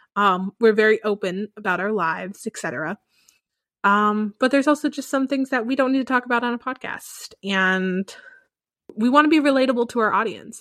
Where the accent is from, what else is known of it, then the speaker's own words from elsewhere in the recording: the Bible Belt, United States; moved away; growing up in the Bible Belt